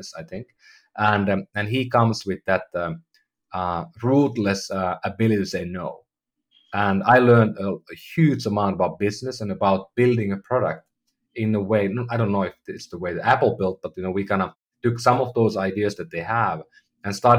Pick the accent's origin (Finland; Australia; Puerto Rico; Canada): Finland; now in San Francisco, United States; I'm from Finland.